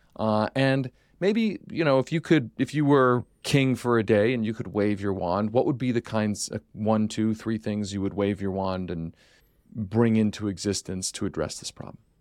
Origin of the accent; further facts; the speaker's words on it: Philadelphia, Pennsylvania, United States; When I was growing up in Philadelphia